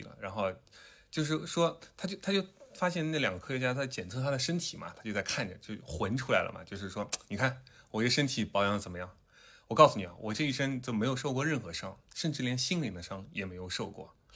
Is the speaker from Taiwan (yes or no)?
no; southern China, China; accent: southern; 有很多的听众嘲笑我的南方口音